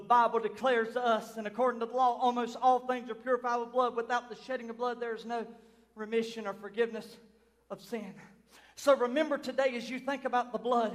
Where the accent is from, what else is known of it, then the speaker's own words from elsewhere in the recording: United States; I was born in Chesterfield County, April the 18th in the year 1983